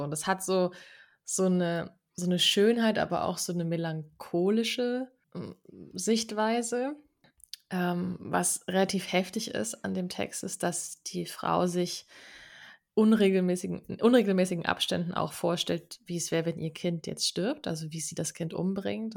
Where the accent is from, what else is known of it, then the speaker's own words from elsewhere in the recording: Aschaffenburg, Bavaria, Germany; wir kommen beide aus Aschaffenburg